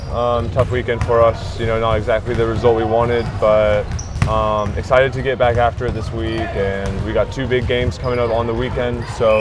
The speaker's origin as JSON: {"language": "English", "town": "Kirkland", "region": "Washington", "country": "United States", "tie": "born or raised there", "also_born_or_lived": "Philadelphia, Pennsylvania", "moved": "as an adult", "said": "Originally from Kirkland, Washington, where I grew up."}